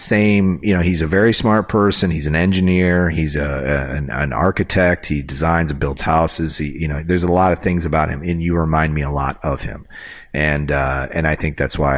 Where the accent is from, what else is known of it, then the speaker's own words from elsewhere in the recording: Rockford, Illinois, United States; In my hometown, there is a place. It's Rockford, Illinois